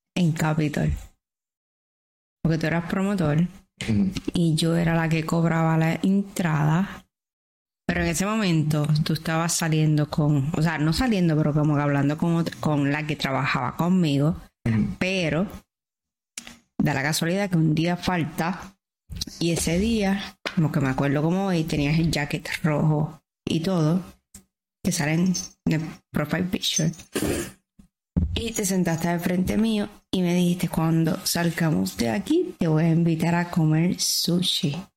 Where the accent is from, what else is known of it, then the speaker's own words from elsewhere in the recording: Trujillo Alto, Puerto Rico; moved away as an adult; also born or lived in Virginia; Soy de Trujillo Alto, Puerto Rico. Eh, me crié